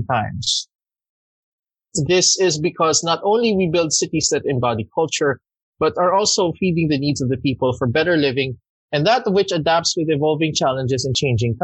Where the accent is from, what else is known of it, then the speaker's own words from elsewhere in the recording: Makati, Metro Manila, Philippines; I'm from Makati